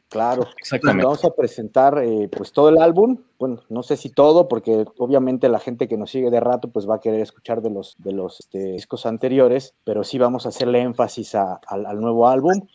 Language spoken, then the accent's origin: Spanish; Mexico; now in Germany; nosotros somos mexicanos